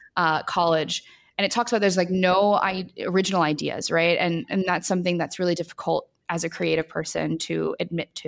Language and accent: English; New Orleans, Louisiana, United States; moved away; I grew up in New Orleans